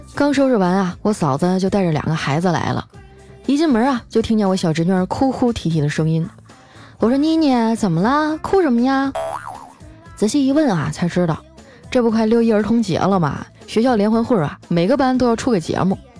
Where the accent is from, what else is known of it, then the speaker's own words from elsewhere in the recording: Harbin, Heilongjiang, China; 就拿我老家哈尔滨来说吧